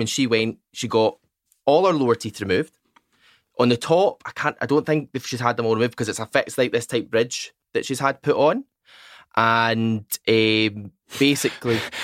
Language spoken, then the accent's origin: English; Largs, Scotland, United Kingdom; moved away; also born or lived in Newcastle / Glasgow; I'm actually from Largs